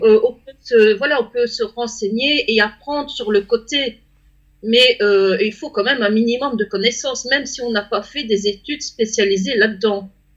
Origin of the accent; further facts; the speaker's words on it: Belgium; moi je suis belge